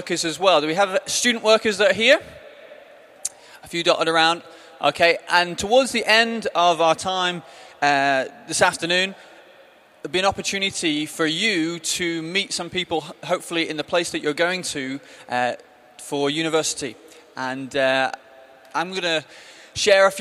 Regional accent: the Northwest, North West England, United Kingdom; moved away as an adult; now in Brighton, United Kingdom; I grew up in the Northwest, as you might be able to tell from my accent

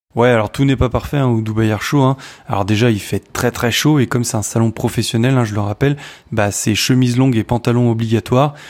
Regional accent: France; je suis français

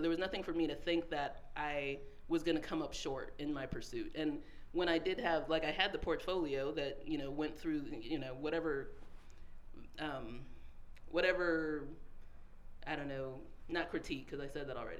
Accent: Tucson, Arizona, United States; Tucson, Arizona.

